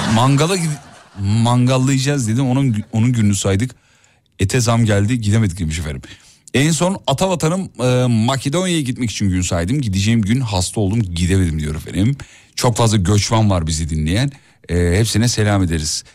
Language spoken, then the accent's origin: Turkish; Kocaeli, Turkey; also born or lived in Erzurum; now in Istanbul, Turkey; ben e, özümde Erzurumluyum ama doğma büyüme Kocaeli